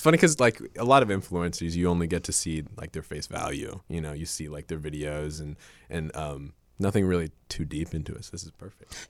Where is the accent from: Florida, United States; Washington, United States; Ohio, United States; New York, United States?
Ohio, United States; also born or lived in Japan; I'm from Ohio